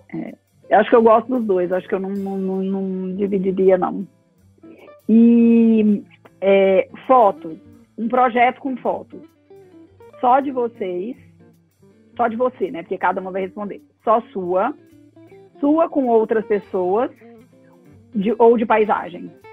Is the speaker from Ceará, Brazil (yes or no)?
no; Goiânia, Goiás, Brazil; moved away as an adult; also born or lived in São Paulo / Rio de Janeiro; now in Goiânia, Brazil; eu nasci em Goiânia, minha família é de Goiânia, e até os meus 21 anos eu fiquei em Goiânia.